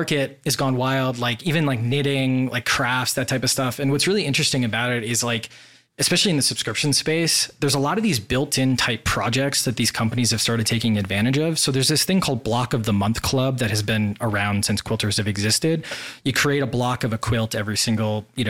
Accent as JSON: {"language": "English", "region": "Wisconsin", "country": "United States", "tie": "born or raised there", "also_born_or_lived": "Washington, D.C. / Boston", "moved": "as an adult", "lives_now": "Puerto Rico", "said": "I grew up in Wisconsin, and then after school, I moved to D.C."}